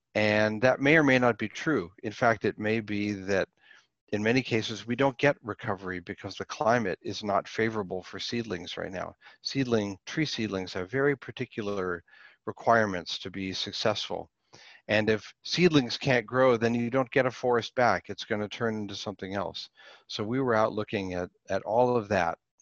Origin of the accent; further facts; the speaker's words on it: Pittsburgh, Pennsylvania, United States; I grew up in the city. I grew up in Pittsburgh